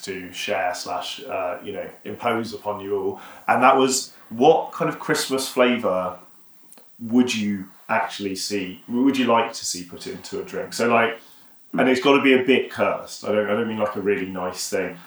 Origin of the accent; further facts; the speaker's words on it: Yorkshire and the Humber, United Kingdom; I have got Yorkshire heritage, but I am still from Yorkshire